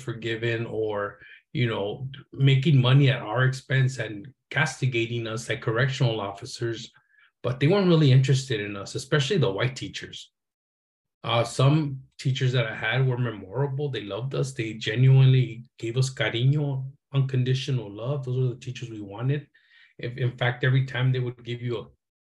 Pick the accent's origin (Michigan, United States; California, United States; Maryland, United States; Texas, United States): California, United States; Los Angeles; growing up in Boyle Heights was a trip